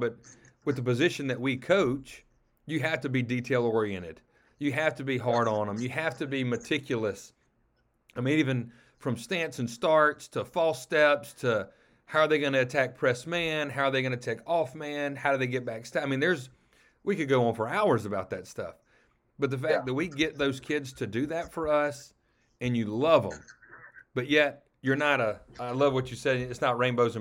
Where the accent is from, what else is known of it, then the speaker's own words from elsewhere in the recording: Madison, Mississippi, United States; I'm from Madison, Mississippi